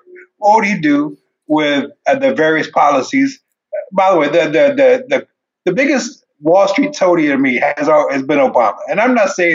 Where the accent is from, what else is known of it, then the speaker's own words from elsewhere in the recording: Ethiopia; moved away; I come from Ethiopia. I was born in 1974.